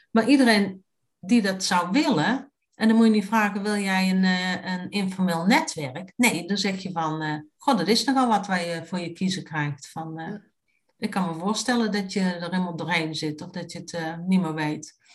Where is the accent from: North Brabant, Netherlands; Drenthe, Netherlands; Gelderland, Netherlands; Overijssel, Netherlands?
North Brabant, Netherlands; Tilburg; Maar mijn roots liggen in Tilburg. En ik ken echt ik ken Tilburg vanavond tot gort.